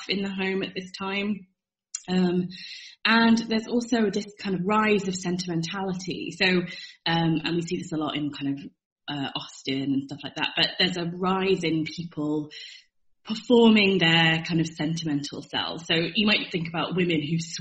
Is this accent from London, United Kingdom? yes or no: no; Chester, North West England, United Kingdom; moved away; where I grew up in Chester